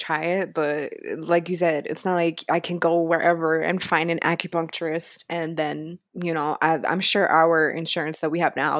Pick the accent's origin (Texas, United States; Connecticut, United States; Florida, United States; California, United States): Florida, United States; Miami; Oh, well, excuse me, miss. I'm from Miami and I have a pool.